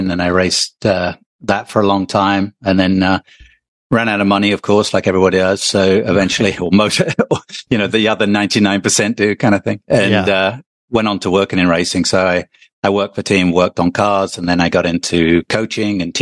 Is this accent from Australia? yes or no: no; England, United Kingdom; moved away; I'm originally from England